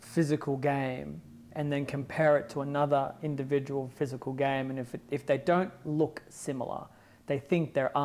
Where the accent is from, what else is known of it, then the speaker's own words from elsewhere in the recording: Australia; my hometown